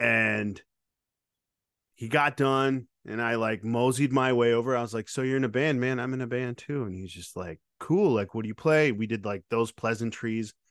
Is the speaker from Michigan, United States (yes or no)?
yes; Lake Odessa, Michigan, United States; moved away; also born or lived in Grand Rapids, Michigan; I grew up in Lake Odessa, which was a very rural town